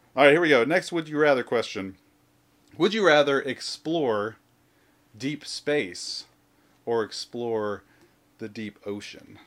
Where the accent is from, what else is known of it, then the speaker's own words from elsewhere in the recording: the South, United States; I'm from the South